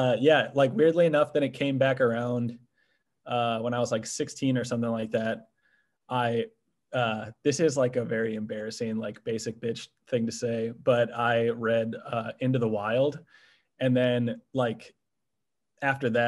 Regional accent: Merton, Wisconsin, United States; I grew up in this town called Merton. It's in like northwestern Waukesha County

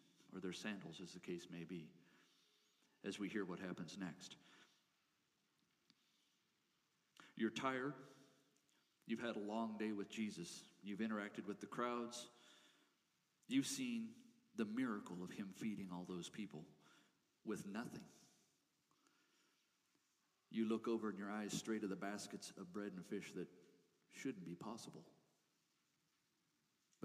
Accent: Colorado, United States; I grew up in small town Colorado

